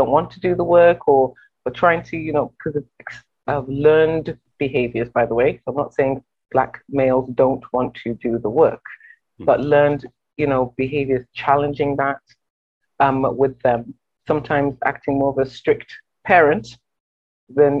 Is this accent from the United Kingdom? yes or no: yes; England, United Kingdom; moved away as an adult; also born or lived in Nigeria; now in Windsor, Canada; I'm a very, very proud immigrant. I grew up in England. My heritage is Nigerian and Jamaican